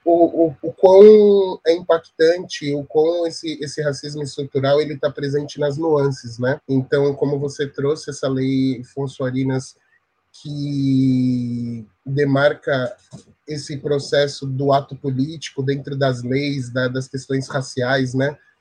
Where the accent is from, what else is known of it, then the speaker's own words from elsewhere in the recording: São Paulo, Brazil; eu sou da Zona Sul, é, inter claros da periferia de São Paulo